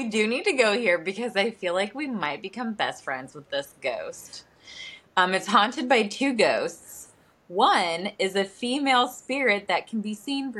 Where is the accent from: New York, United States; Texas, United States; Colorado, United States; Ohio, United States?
Ohio, United States; the area where we grew up in Ohio.